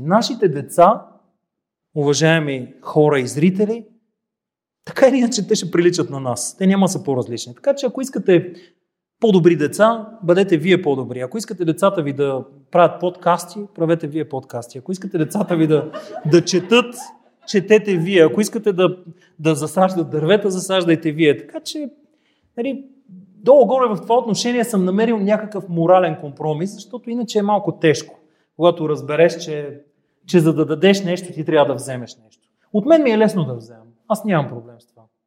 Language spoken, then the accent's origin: Bulgarian; Gabrovo, Gabrovo Province, Bulgaria; като габровец